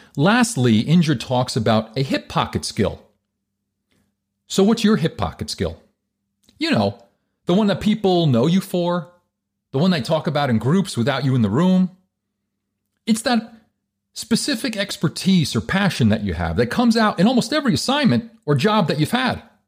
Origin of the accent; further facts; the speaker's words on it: New Jersey, United States; I'm from Jersey.